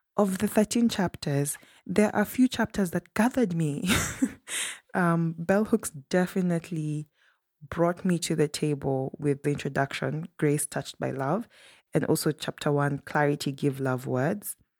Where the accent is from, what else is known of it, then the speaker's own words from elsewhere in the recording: Kenya; a Kenyan who grew up in Kenya and studied elsewhere in Africa